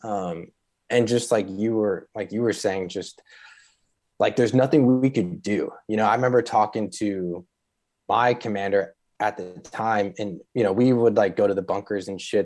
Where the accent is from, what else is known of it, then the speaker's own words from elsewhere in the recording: Chicago, Illinois, United States; I grew up in the North Shore of Chicago